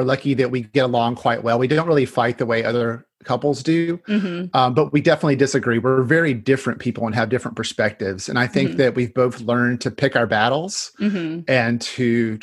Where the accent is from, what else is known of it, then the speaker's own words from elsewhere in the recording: North Carolina, United States; now in Washington, United States; I grew up in North Carolina